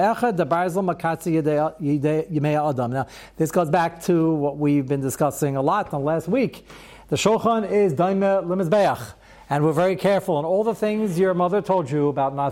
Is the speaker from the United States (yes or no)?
yes; United States; as an American